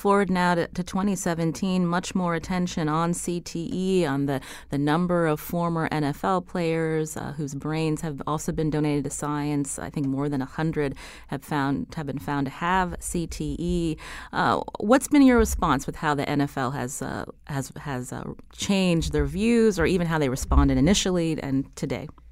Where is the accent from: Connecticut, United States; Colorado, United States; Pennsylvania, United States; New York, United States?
Pennsylvania, United States; Pittsburgh; I come from Pittsburgh.